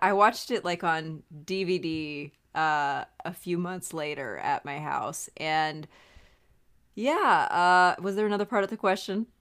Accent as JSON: {"language": "English", "region": "Montana", "country": "United States", "said": "I'm from Montana"}